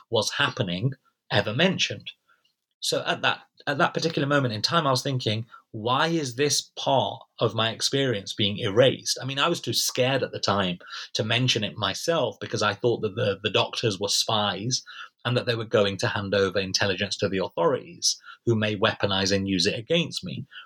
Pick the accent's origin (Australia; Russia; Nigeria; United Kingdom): United Kingdom; in the NHS, which of course as British citizens, we're all entitled to free of charge.